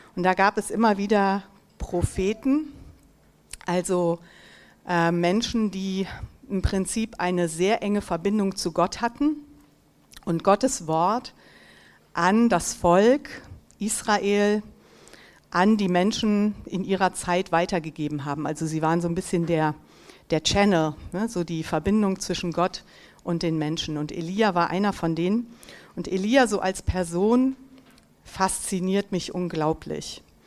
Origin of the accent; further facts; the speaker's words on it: Mönchengladbach, North Rhine-Westphalia, Germany; moved away as an adult; also born or lived in Düsseldorf / East Africa; ich bin hier in Mönchengladbach geboren und aufgewachsen